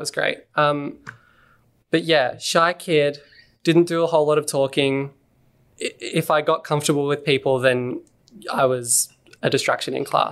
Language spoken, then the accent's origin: English; Montrose, Victoria, Australia; also born or lived in Mooroolbark; I grew up in a place called Montrose.